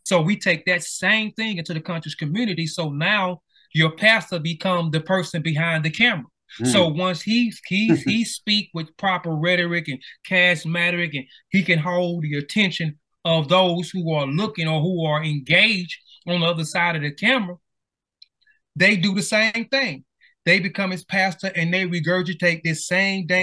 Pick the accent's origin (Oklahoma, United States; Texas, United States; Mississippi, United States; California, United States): Mississippi, United States; down here, I'm from Mississippi